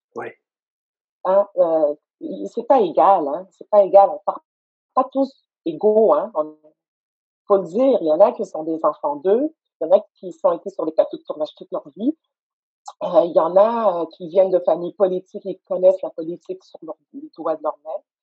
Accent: Montreal, Quebec, Canada; j'étais assise dans le sous-sol de mes parents à Saint-Michel, j'ai grandi à Saint-Michel

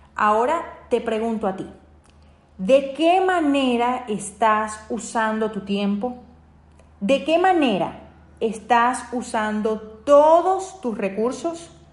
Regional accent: Venezuela; mi país, Venezuela

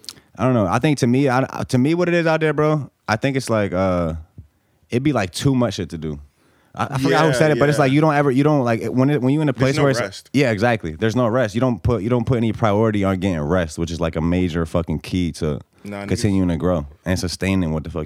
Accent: Bosnia & Herzegovina; No, France. I'm from Bosnia. It's right next to Italy.

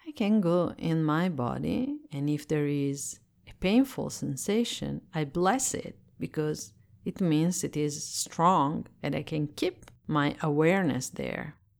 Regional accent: Italy; English is a second language; I am Italian and I live in Italy, so I speak English as a second language.

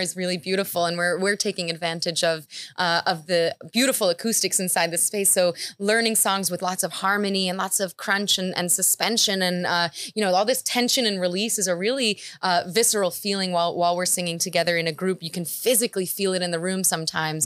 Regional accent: New York City, New York, United States; I'm from New York City.

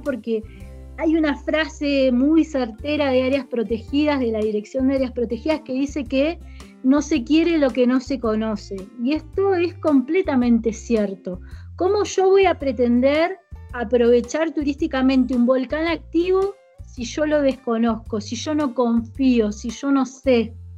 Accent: Paraná, Entre Ríos, Argentina; moved away as an adult; now in Caviahue, Argentina; yo me vine de Entre Ríos a estudiar

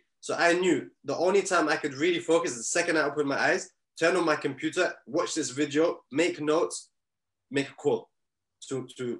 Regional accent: Bahrain; moved away; I'm originally from Bahrain

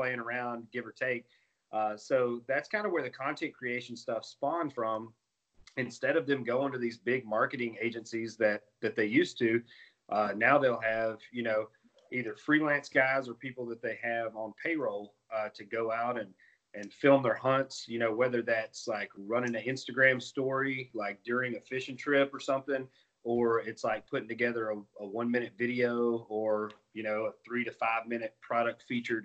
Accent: Chattanooga, Tennessee, United States; I'm from Chattanooga, Tennessee

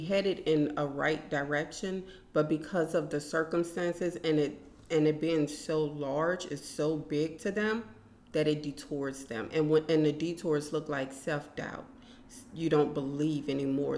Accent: New Orleans, Louisiana, United States; now in Lafayette, United States; I'm from New Orleans

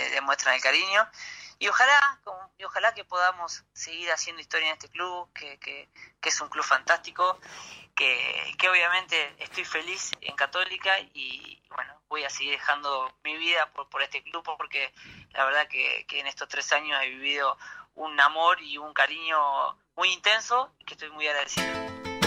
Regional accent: Argentina; moved away as an adult; also born or lived in Buenos Aires, Argentina; now in Chile; a los 11 años me fui de Tiberina, un pueblo de sí. habitantes, me fui a, Buenos Aires

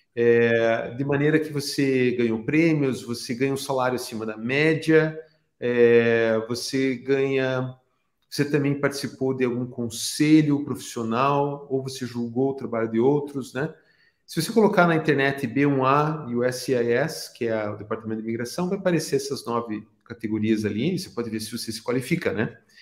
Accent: Brazil; na minha cidade natal, no Brasil

